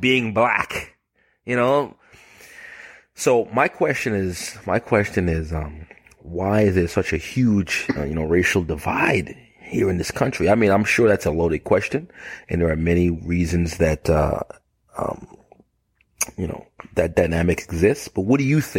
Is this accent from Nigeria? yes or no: no; Bahamas; now in United States; I'm from the Bahamas. I'm, I'm from the Bahamas originally.